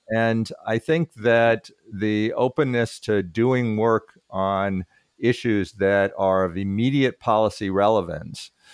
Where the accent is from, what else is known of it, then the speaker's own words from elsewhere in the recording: Berkeley, California, United States; also born or lived in Minnesota / Massachusetts; I grew up in Berkeley